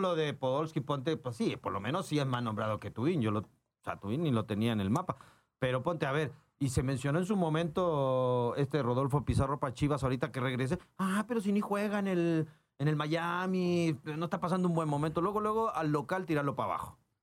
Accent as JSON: {"language": "Spanish", "country": "Chile", "also_born_or_lived": "Mexico", "moved": "as an adult", "said": "yo me inicié en Santiago Wander, soy chileno, eh, llegué el año 2001 al fútbol mexicano"}